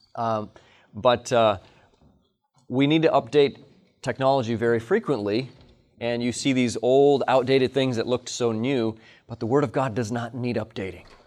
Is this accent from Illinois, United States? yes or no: yes; Hinsdale, Illinois, United States; I'm a native of Hinsdale, Illinois. I was born in Hinsdale Hospital